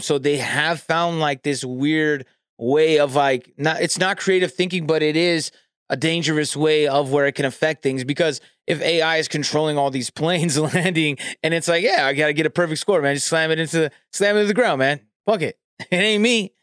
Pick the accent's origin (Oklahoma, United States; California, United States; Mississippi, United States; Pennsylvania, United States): California, United States; I'm from California